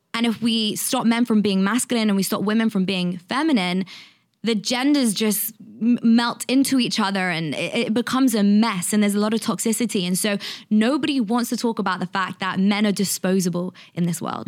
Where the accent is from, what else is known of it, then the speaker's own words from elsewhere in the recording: London, United Kingdom; I'm from London, and when I was twenty-one, I used to work as a journalist